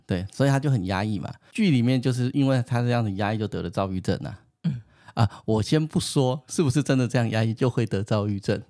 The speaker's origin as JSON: {"language": "Chinese", "country": "Taiwan", "tie": "born or raised there", "said": "好险我生在台湾"}